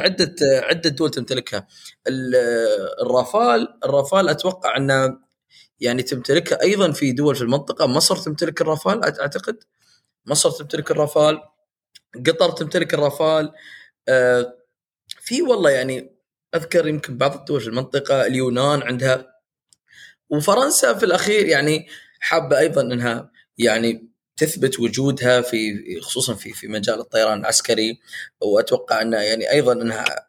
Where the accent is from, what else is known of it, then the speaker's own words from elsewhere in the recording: United Arab Emirates; عندنا في الامارات